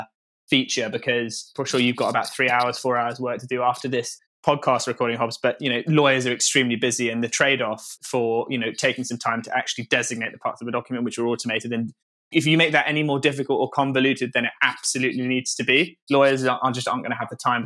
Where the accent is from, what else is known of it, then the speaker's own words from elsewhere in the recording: Norfolk, East of England, United Kingdom; I grew up in Norfolk, fairly rural